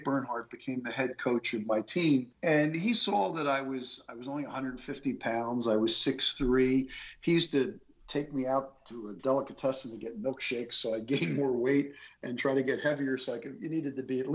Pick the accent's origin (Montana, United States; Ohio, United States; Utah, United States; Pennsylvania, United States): Pennsylvania, United States; Philadelphia; growing up in the Philadelphia area